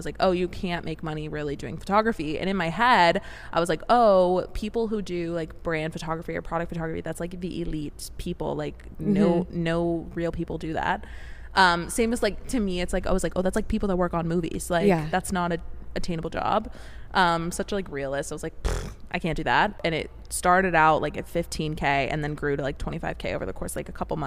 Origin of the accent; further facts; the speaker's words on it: Vancouver, Washington, United States; moved away as an adult; also born or lived in Portland, Oregon; now in San Diego, United States; Portland, Oregon, pretty much like the outskirts. I was technically in Vancouver, Washington